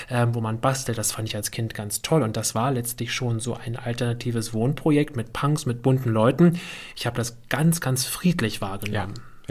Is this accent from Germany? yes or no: yes; Berlin, Germany; Ich bin ja in der Lausitzer Straße groß geworden, Reichenberger Straße